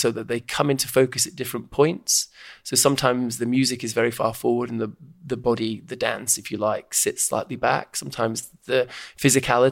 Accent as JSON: {"language": "English", "town": "Stockport", "region": "North West England", "country": "United Kingdom", "tie": "born or raised there", "said": "I grew up in Stockport, just outside Manchester, in the 70s and early 80s."}